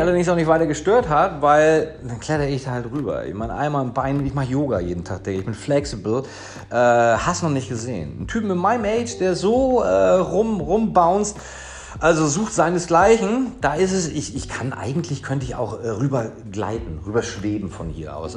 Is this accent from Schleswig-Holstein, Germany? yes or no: yes; Kiel, Schleswig-Holstein, Germany; moved away as an adult; now in Marbella, Spain; ich komme ursprünglich aus Kiel. Ich lebte dort mein Leben lang und bin vor vier Jahren nach Marbella gekommen